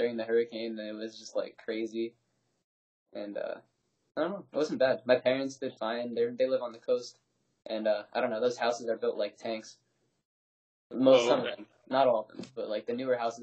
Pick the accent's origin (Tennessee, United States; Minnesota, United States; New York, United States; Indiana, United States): New York, United States; Long Island; accent: New York; moved away as an adult; now in Florida, United States; You don't even realize the way we say it in New York